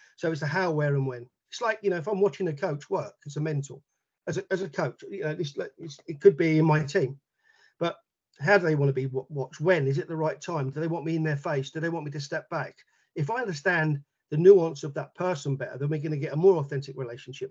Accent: London, United Kingdom; moved away; I'm from London originally. So Barnet Schools captain, Middlesex Schools captain, London Schools captain

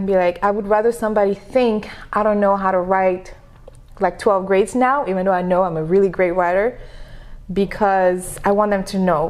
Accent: Senegal; first language French; English is a second language; moved away as an adult; now in United States; But I was born and raised in Senegal, which is a small country in Africa. And Senegal was colonized by France. That's why the first language is French.

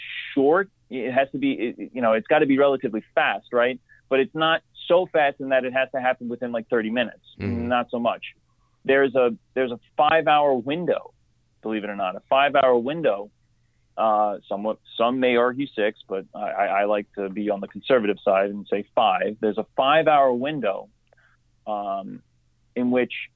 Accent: New York, United States; I'm from New York. I'm on Long Island

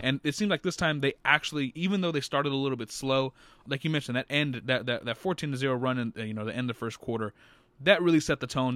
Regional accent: San Antonio, Texas, United States; growing up in San Ant, you know, in, in this area

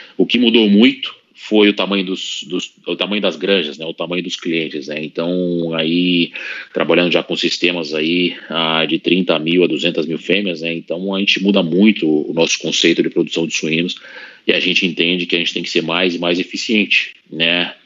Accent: Brazil; moved away as an adult; also born or lived in Russia; quando eu saí do Brasil

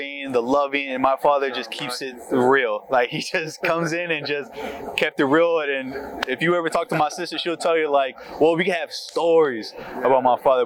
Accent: Florida, United States; growing up back in high school, middle school, back in Florida, because I'm from Florida

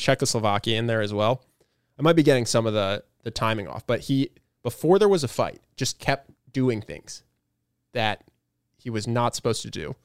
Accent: United States; as an American

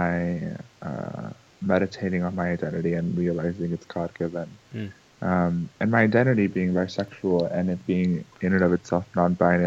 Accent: Puerto Rico; I was born in Puerto Rico, my family is from there

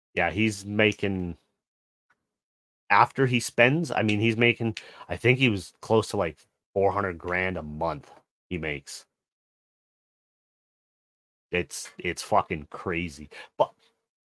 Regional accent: Canada; as a Canadian

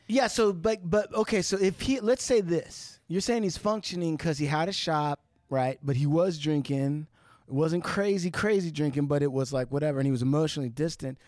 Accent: Santa Ana, California, United States; I was born in Santa Ana

